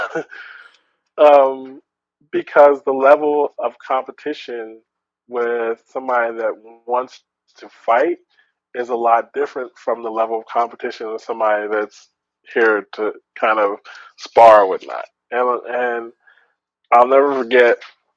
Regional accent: Oakland, California, United States; also born or lived in Albuquerque, New Mexico; I'm from Oakland. I grew up in a good area of Oakland

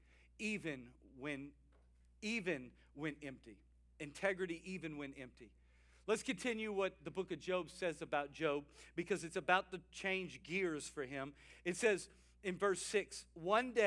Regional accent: South Louisiana, United States; we were boys growing up in South Louisiana, me and my older brother.

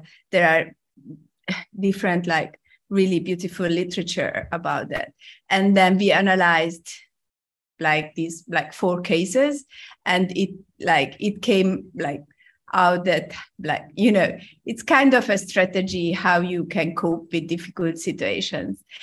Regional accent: Hungary; moved away as an adult; also born or lived in Rome, Italy; now in Hong Kong; I'm, I'm originally from Hungary

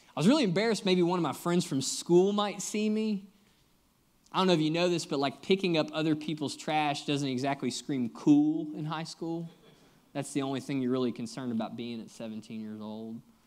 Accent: Kentucky, United States; moved away as an adult; also born or lived in Nashville, Tennessee; now in Lexington, United States; I'm actually originally from Kentucky, but have been down in Nashville the last seven years

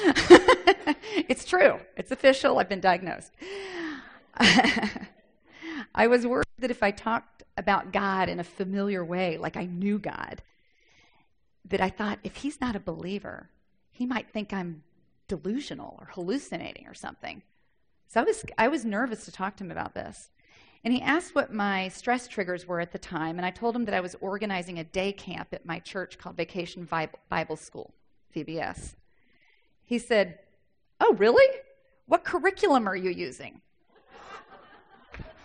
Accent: the South, United States; I'm from the South. We talk like that sometimes.

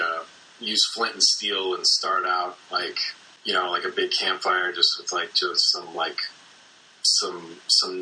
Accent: St. Louis suburbs, Illinois side, United States; I grew up in the St. Louis suburbs on the Illinois side.

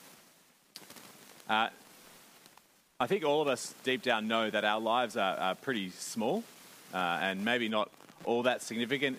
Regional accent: Australia; now in New Zealand; I'm an Aussie.

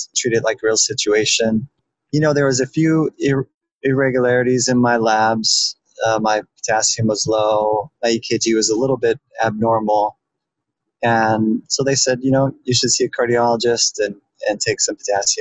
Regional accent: Boise, Idaho, United States; also born or lived in central Pennsylvania; now in Pennsylvania, United States; I'm originally from Boise, Idaho, and living in central Pennsylvania

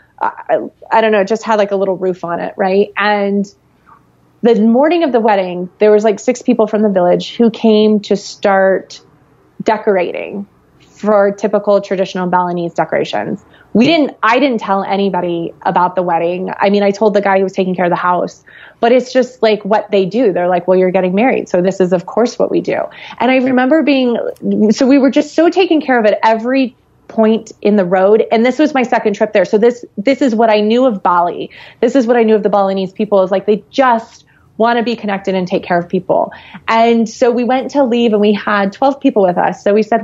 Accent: Florida, United States; I grew up in Florida

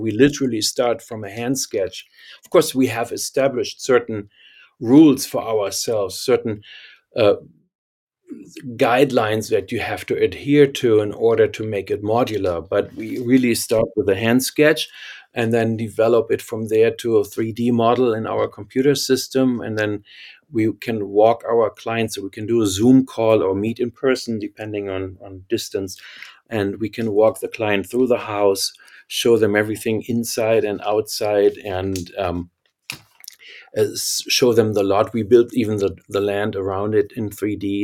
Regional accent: Germany; accent: German; English is a second language; moved away; I can't hide my German accent

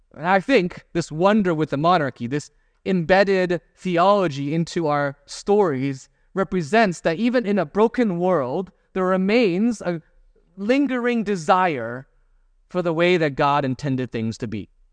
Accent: United States; as an American

